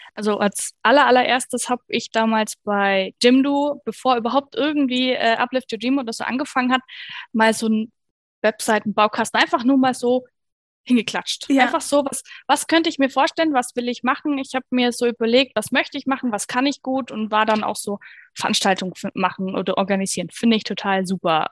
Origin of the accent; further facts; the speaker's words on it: Bavaria, Germany; bei uns in Bayern